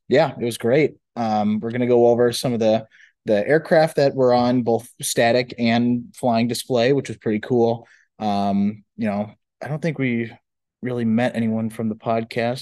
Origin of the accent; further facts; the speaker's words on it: Iowa, United States; also born or lived in Minnesota; we're both from Iowa